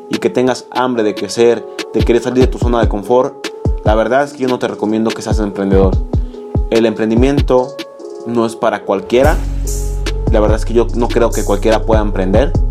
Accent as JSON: {"language": "Spanish", "country": "Mexico", "said": "soy un emprendedor mexicano, tengo 19 años"}